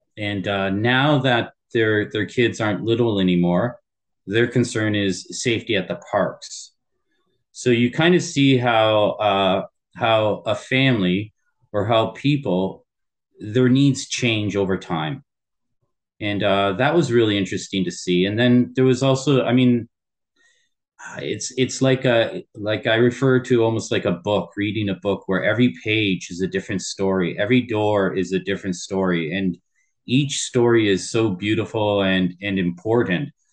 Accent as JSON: {"language": "English", "town": "Windsor", "region": "Ontario", "country": "Canada", "tie": "born or raised there", "also_born_or_lived": "Tokyo, Japan", "said": "born and raised in Windsor, Ontario"}